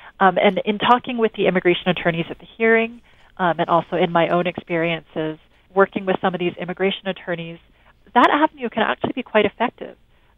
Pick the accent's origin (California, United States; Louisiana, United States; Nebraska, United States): California, United States; I mean, as I understand it, following the news from my hometown